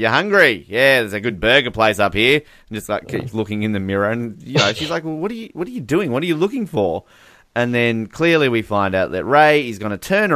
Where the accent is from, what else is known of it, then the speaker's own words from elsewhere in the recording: Australia; I am Australian